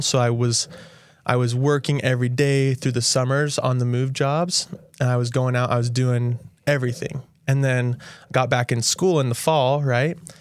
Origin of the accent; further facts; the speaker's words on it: St. George, Utah, United States; I grew up here in Saint George